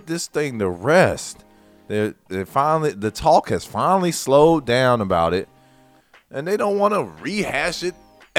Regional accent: North Carolina, United States; I'm from North Carolina

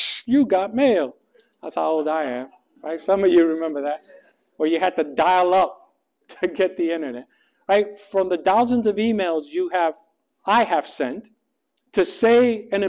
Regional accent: New York City, New York, United States; moved away as an adult; I grew up in New York City. I moved from New York City 11 days prior to this to study theology.

